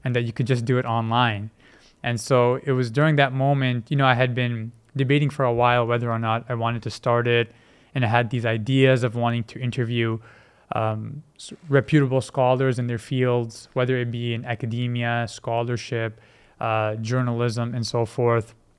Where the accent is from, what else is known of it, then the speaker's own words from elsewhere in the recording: Vancouver, British Columbia, Canada; also born or lived in Multan, Pakistan; I was born in Multan, but when I was about four months or so, my family had relocated to Vancouver